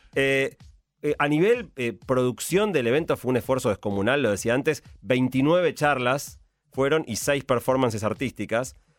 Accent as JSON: {"language": "Spanish", "country": "Argentina", "said": "los argentinos"}